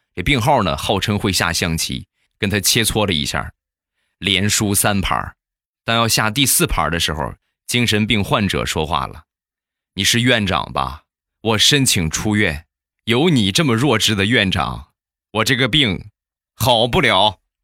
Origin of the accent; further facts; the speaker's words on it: Rizhao, Shandong, China; 有我们家乡特产的日照绿茶